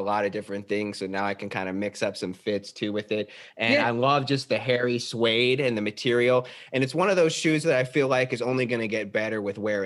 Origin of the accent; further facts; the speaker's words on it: Arizona, United States; now in Los Angeles, United States; originally I'm from Arizona